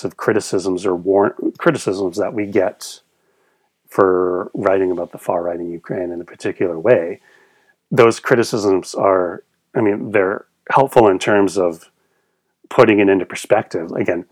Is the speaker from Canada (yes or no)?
yes; Canada; I'm from Canada